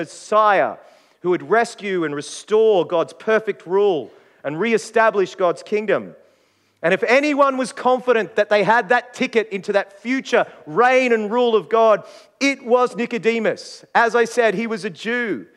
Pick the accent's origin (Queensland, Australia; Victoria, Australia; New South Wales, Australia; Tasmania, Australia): Queensland, Australia; now in South Australia, Australia; as a Queenslander, I grew up watching the State of Origin